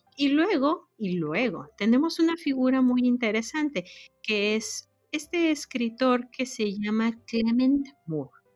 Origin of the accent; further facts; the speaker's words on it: Mexico; moved away as an adult; now in United States; yo nací, crecí en México, pero actualmente vivo en los Estados Unidos desde hace ya varios años